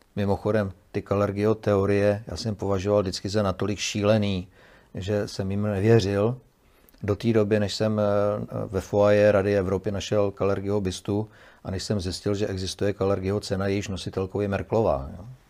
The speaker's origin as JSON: {"language": "Czech", "country": "Czechia", "said": "my jsme Češi"}